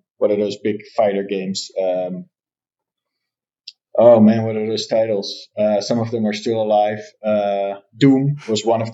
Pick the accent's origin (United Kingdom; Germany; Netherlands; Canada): Netherlands; I'm born and raised in the Netherlands